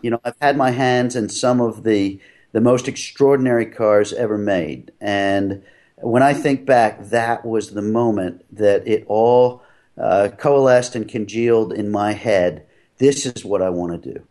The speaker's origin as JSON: {"language": "English", "town": "Philadelphia", "region": "Pennsylvania", "country": "United States", "tie": "born or raised there", "also_born_or_lived": "New England", "moved": "as an adult", "said": "I grew up in Philadelphia"}